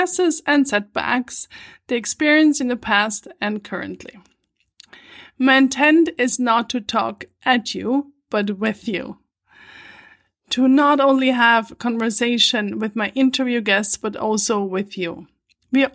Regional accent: Switzerland; moved away as an adult; also born or lived in New York City, United States / Vancouver, Canada; I was born and raised in Switzerland, in an old farmhouse at the edge of a forest

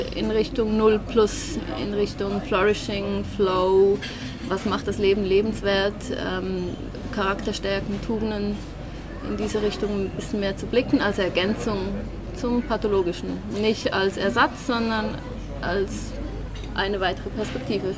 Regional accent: Switzerland; zumindest in Zürich oder bei uns in der Schweiz

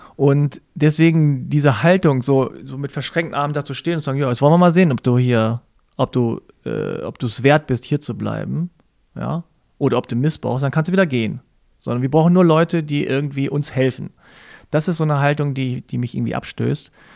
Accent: Germany; Ich bin in Deutschland geboren und hier aufgewachsen, aber ich war immer Ausländer.

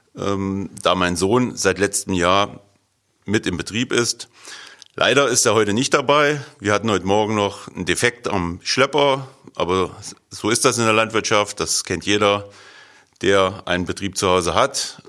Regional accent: Meinhard, Hesse, Germany; Ich komme aus Meinhard Gremendorf. Das liegt im Werra-Meißner-Kreis vor den Toren von Eschwege.

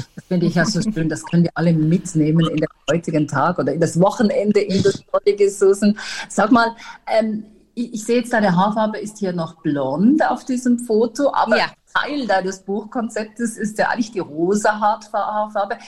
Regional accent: Switzerland; bei uns in der Schweiz

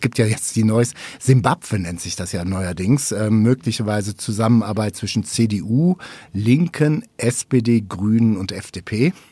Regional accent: North Rhine-Westphalia, Germany; Du kommst ursprünglich aus NRW, ich komme aus NRW.

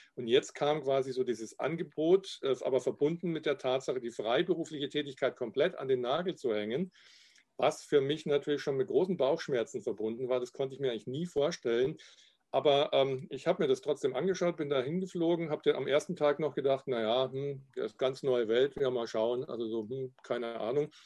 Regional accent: Garmisch-Partenkirchen, Bavaria, Germany; accent: Upper Bavarian; now in Cologne, Germany; meine alte Heimat Garmisch-Partenkirchen

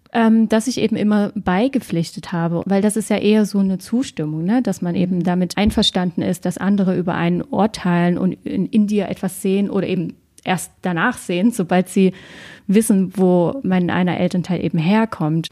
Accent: Germany; Ich bin in, noch damals in der DDR ähm, geboren

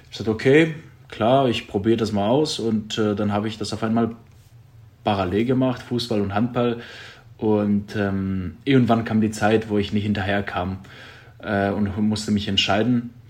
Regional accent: Drama, Central Macedonia, Greece; born or raised there; moved away

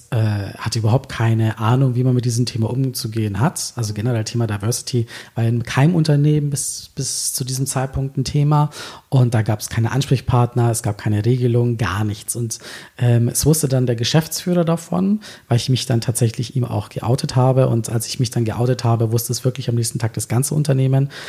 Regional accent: Berlin, Germany; ich bin ja, ich bin ja echte Berlinerin.

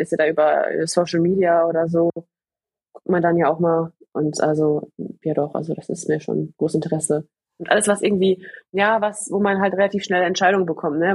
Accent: Gladbeck, North Rhine-Westphalia, Germany; ich komme ja aus dem Pott, ne? Ich komme ja. ja aus Gladbeck

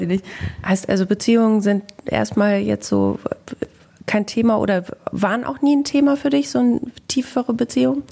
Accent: Bielefeld, North Rhine-Westphalia, Germany

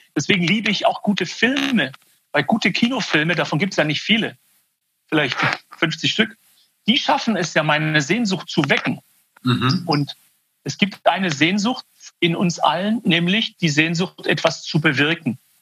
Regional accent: Swabia, near Stuttgart, Baden-Württemberg, Germany; accent: Swabian; ich bin quasi als persischer Kerle geboren im Schwaberländle. Und da bin ich auch aufgewachsen. Meine Eltern sind aus dem Iran äh, Ende der 60er Jahre nach Deutschland gekommen. Da bin ich hier in der Nähe von Stuttgart geboren

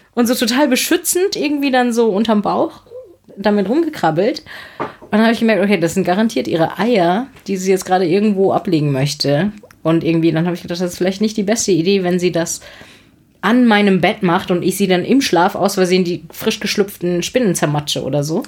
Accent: Heidelberg, Baden-Württemberg, Germany; ich komme aus Heidelberg

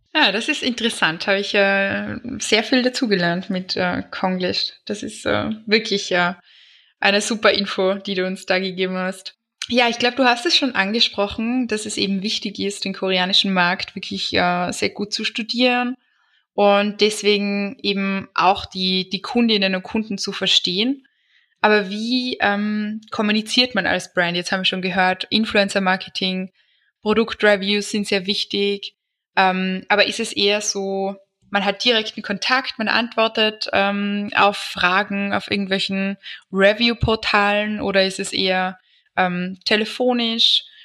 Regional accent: Austria; bei uns in Österreich

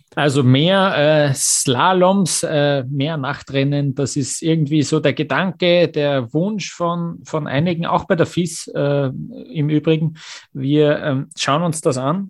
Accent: Austria; als Österreicher

